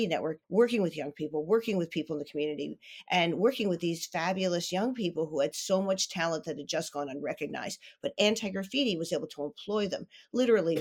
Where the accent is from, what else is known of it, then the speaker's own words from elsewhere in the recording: East Coast, United States; also born or lived in Santa Monica / Margate, New Jersey; now in Philadelphia, United States; I'm from the East Coast. So when I got sick with lupus, I came back east to Margate, New Jersey to get better.